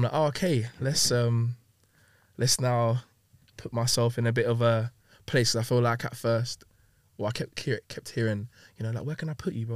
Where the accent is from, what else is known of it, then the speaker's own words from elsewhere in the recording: London, United Kingdom; also born or lived in Long Beach, California; My step family that I kind of had growing up in Hackney, then living in Long Beach, for a year